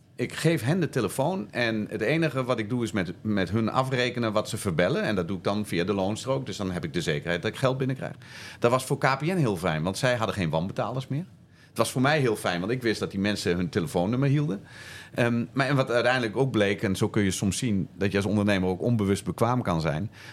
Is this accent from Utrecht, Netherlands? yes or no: no; Zwolle, Overijssel, Netherlands; Toen kwam ik terug in eh, Zwolle, waar ik, eh, waar ik vandaan kom.